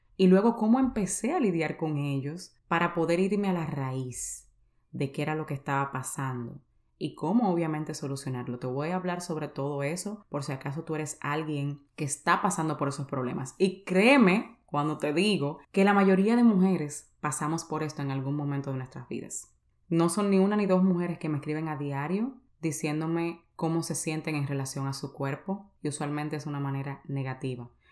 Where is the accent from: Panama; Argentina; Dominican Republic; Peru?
Dominican Republic; San Cristóbal; yo soy de San Cristóbal, en República Dominicana